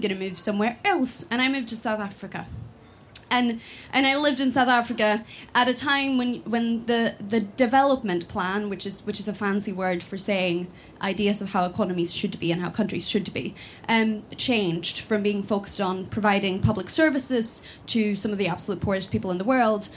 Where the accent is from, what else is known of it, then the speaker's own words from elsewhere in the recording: Sweden; moved away as an adult; now in Scotland, United Kingdom; I'm from Sweden. I grew up in Sweden